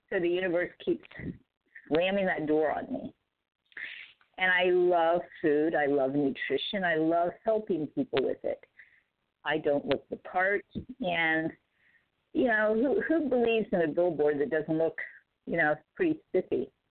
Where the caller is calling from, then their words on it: San Diego, California, United States; Hey guys, this is … in San Diego.